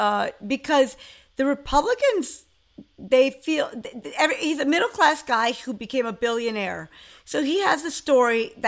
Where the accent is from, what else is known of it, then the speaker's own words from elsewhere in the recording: New York, United States; As a New Yorker